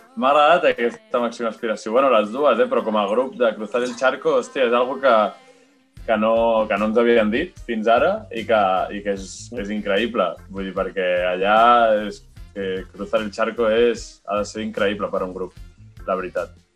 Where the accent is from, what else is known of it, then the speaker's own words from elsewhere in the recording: Santa Perpètua de Mogoda, Catalonia, Spain; nosaltres som de Santa Perpètua